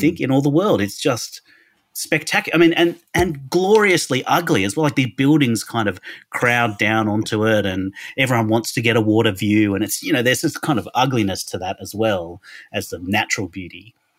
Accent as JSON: {"language": "English", "country": "Australia", "also_born_or_lived": "Sydney", "accent": "Australian", "lives_now": "Melbourne, Australia", "said": "I'm an Australian, as you can hear from my accent"}